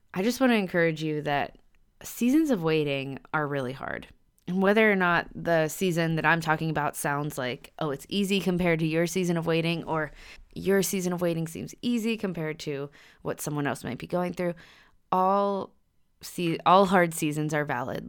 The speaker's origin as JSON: {"language": "English", "town": "Pittsburgh", "region": "Pennsylvania", "country": "United States", "also_born_or_lived": "Virginia", "moved": "as an adult", "said": "We're both from Pittsburgh, Pennsylvania, so we decided to move back"}